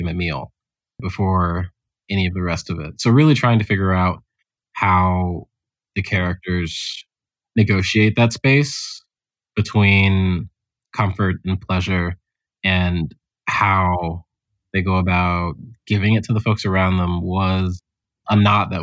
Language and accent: English; Houston, Texas, United States; moved away; growing up in Houston